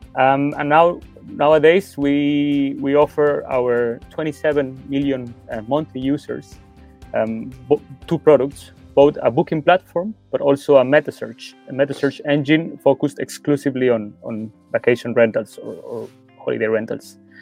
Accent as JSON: {"language": "English", "country": "Mexico", "moved": "as an adult", "lives_now": "Germany", "said": "I'm originally from Mexico. Um, however, I've been living in Germany for over five years now."}